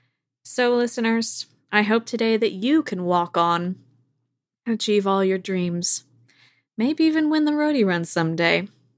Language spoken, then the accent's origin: English; Port Townsend, Washington, United States; In my hometown of Port Townsend, Washington